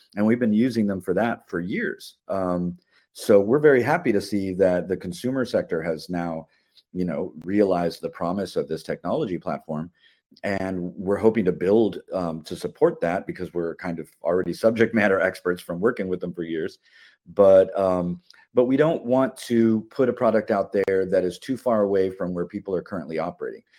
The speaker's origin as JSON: {"language": "English", "town": "Miami", "region": "Florida", "country": "United States", "tie": "born or raised there", "said": "opened a makerspace in my hometown of Miami"}